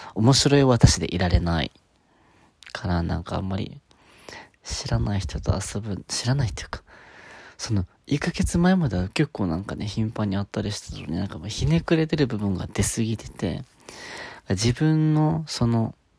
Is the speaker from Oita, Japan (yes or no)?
no; Okinawa, Japan; 沖縄出身なんですけど